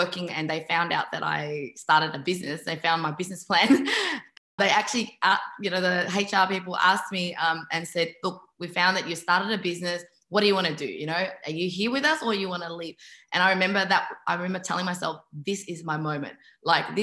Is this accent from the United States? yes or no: no; Melbourne, Victoria, Australia; moved away as an adult; now in Sydney, Australia; I moved from Melbourne to Sydney, and Melbourne was that place of my childhood